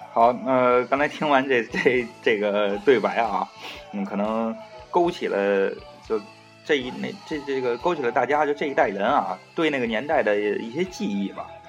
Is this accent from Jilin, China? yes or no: no; Beijing, China; 我本人啊，我打小在这个 前门，前门外那边儿，就是几辈儿人都在那边儿住，就是大栅栏儿那儿